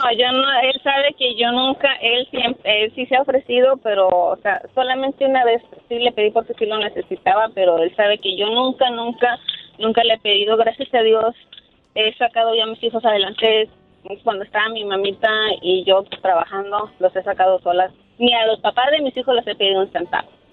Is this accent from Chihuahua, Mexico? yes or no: no; Matamoros, Tamaulipas, Mexico; now in Brownsville, United States; soy de Brosville pero soy originaria de Matamoros, Tamaulipas